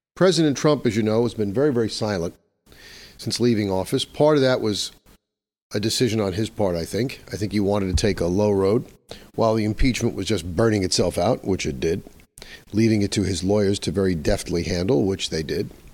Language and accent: English; New York, United States; my home state of New York